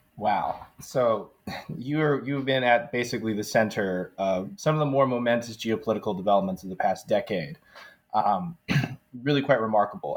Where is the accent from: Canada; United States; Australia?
United States; as an American